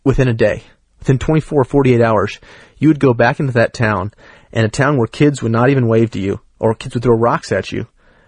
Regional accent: United States; I'm an American.

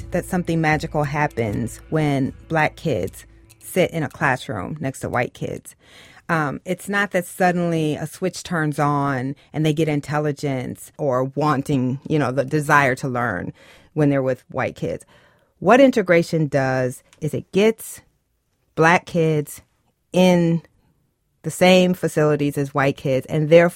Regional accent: Waterloo, Iowa, United States; I grew up in Waterloo, Iowa.

